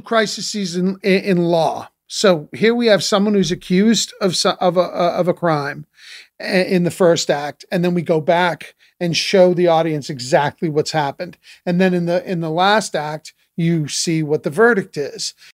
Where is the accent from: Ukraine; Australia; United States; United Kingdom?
United States; Boston area, Massachusetts; I grew up in Boston, in the Boston area, not in Boston proper